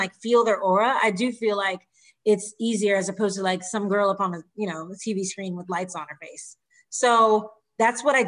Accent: Texas, United States; moved away as an adult; now in Philadelphia, United States; growing up in Texas

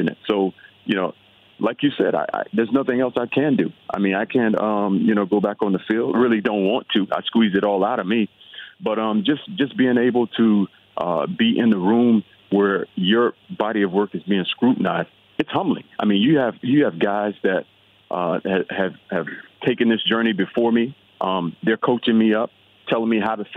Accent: South Florida, United States; moved away as an adult; also born or lived in Los Angeles, California; I grew up in South Florida. A Florida kid, played Florida football

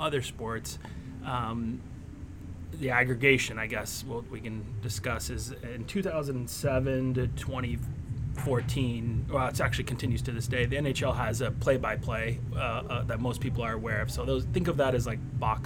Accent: outside of Oakland, California, United States; I was born and raised outside of Oakland, California.

